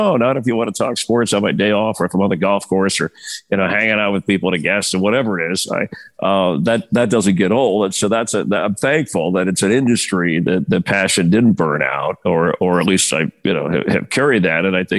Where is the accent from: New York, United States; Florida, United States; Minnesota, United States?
Florida, United States; Miami; station in Miami from radio, and that really, and I hesitated leaving there because that was kind of my hometown